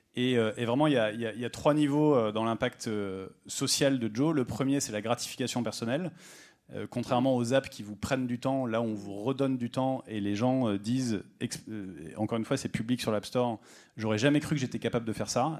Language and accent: French; Rodez, Occitania, France; je viens de Rodez